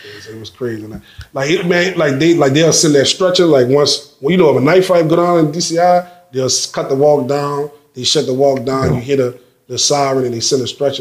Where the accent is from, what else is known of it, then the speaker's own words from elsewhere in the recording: New Orleans, Louisiana, United States; I'm from the West Side, so right you got to cross the river